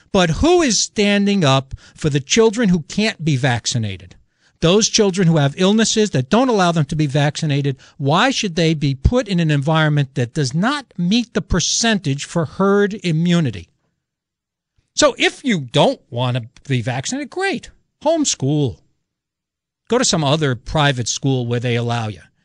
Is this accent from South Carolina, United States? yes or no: no; New York City, New York, United States; I'm an Italian from the Bronx